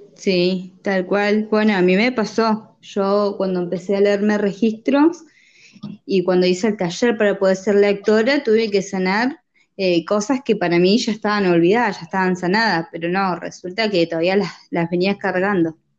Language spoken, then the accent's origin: Spanish; Neuquén, Argentina; Soy de la provincia de Neuquén, nacida y criada acá